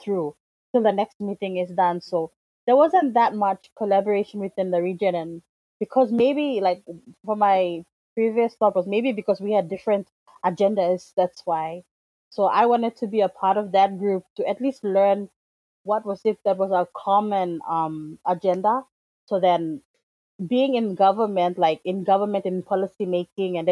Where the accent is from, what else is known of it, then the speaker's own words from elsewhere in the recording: Papua New Guinea; I come from Papua New Guinea